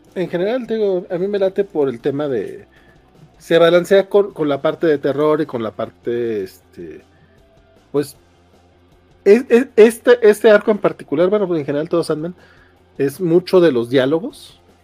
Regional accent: Durango, Mexico; now in Mexico City, Mexico; yo soy de Durango

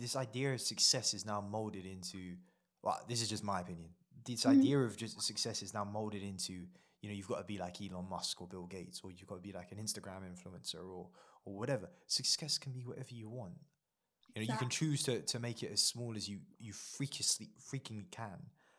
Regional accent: India; India holds a special place in my heart. Not because I'm Indian. I forget that I am sometimes, yeah, despite the skin color.

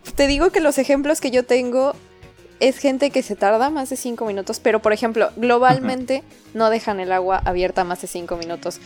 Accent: Mexico City, Mexico; moved away; Yo me acuerdo de niña haber vivido eso en la Ciudad de México

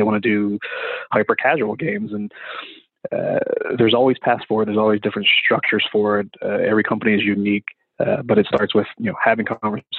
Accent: West Virginia, United States; I'm from West Virginia, in a place where you can be a carpenter, a coal miner, or a criminal.

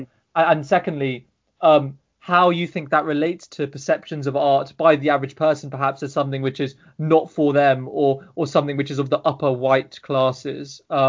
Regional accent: United Kingdom; I'm third generation as well. So my parents were born in the UK as well. And my grandparents they came here in 1960.

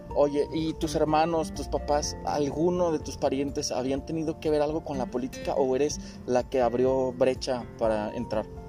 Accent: Mexico; como buenos ciudadanos, como buenos mexicanos

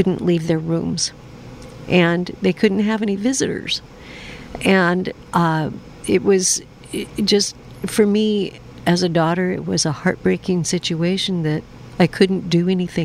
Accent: Seattle, Washington, United States; I'm from Seattle

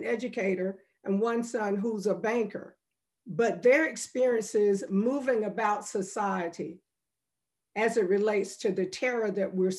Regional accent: Chapel Hill, North Carolina, United States; I grew up very poor, and looking at where my family was economically when I grew up here in Chapel Hill

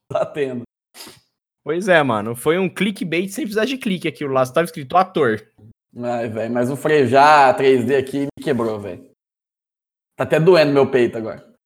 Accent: Brotas, São Paulo, Brazil; Sou natural de Brotas e filho de armênios.

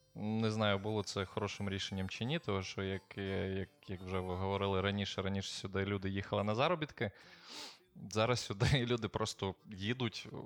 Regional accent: Ukraine; now in Portugal; Я кажу, ну, з України

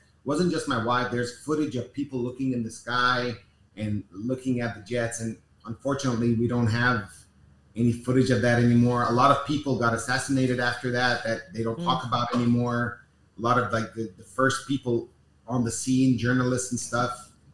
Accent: Los Angeles, California, United States; now in Beirut, Lebanon; I grew up in Los Angeles

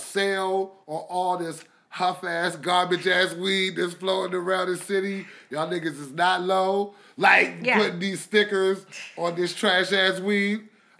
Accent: Washington, District of Columbia, United States; I'm from Northeast/Northwest DC.

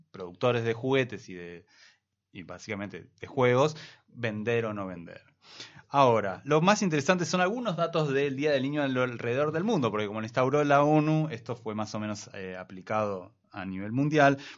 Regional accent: Argentina; de la cual nosotros tenemos que sentirnos bastante mal, digo como argentinos.

